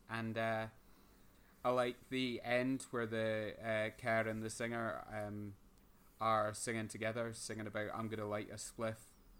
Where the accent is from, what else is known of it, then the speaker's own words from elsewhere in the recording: Motherwell, Scotland, United Kingdom; we're going to have some drugs because we're from Motherwell and that's sort of ingrained in us.